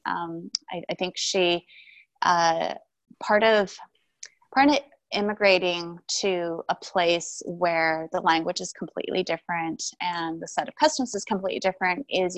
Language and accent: English; Vancouver, British Columbia, Canada; also born or lived in Taipei, Taiwan; I was born in Taipei, Taiwan, and I immigrated to Vancouver, Canada when I was 2.